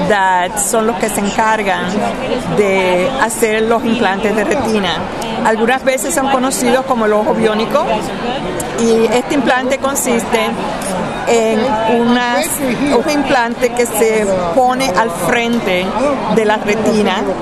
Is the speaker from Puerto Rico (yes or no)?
yes; Morovis, Puerto Rico; Soy de Morovis, encantada de ayudarlos y poder pasar la información.